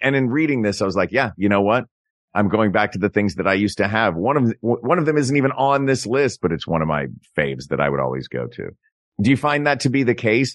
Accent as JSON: {"language": "English", "region": "Tennessee", "country": "United States", "tie": "born or raised there", "said": "In Tennessee, I grew up in Tennessee"}